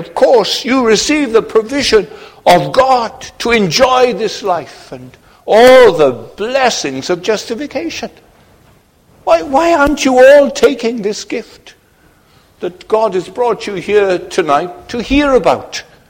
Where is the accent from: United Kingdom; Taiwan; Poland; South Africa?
Poland; I'm from Poland.